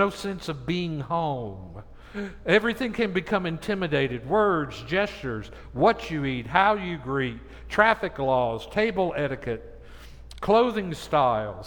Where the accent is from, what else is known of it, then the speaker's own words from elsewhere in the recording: Tennessee, United States; moved away; Where I grew up in Tennessee